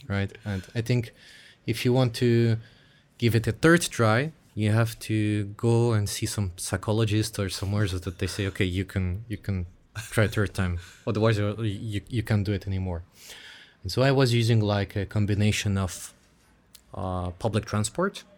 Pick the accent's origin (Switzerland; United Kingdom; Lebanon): Switzerland; moved away as an adult; also born or lived in Russia; I grew up in Switzerland from, like, zero or one year old